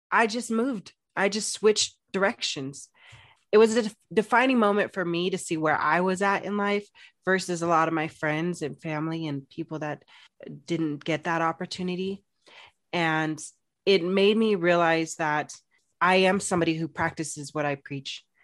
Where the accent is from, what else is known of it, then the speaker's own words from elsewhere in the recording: Phoenix, Arizona, United States; moved away as an adult; I'm from Phoenix, Arizona, big city, loved it. was there for sixteen years.